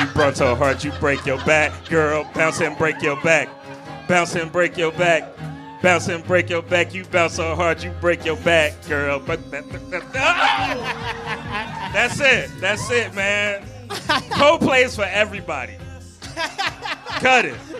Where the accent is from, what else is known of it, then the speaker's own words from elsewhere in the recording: Chicago, Illinois, United States; I grew up in Chicago